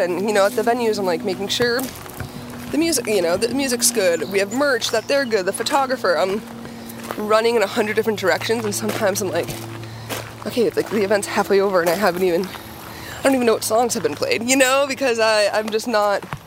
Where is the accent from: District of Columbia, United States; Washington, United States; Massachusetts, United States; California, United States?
Massachusetts, United States; Billerica; I'm from Billerica